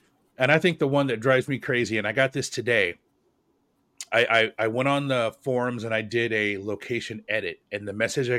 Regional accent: Portland, Oregon, United States; now in Charlotte, United States; I have mine set to Portland, Oregon, because that literally is my hometown, and I'm in Charlotte

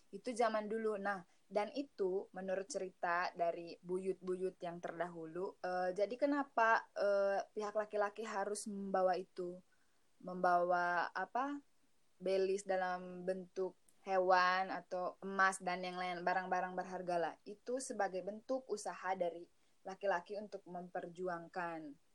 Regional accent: Manggarai, Flores, East Nusa Tenggara, Indonesia; moved away as an adult; now in Bandung, Indonesia; Asal dari Manggarai, di Pulau Flores, Provinsi Nusa Tenggara Timur

